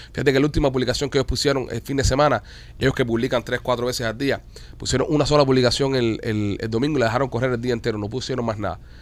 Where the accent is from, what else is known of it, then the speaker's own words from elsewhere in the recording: Cuba; now in Miami, United States; somos nosotros los cubanos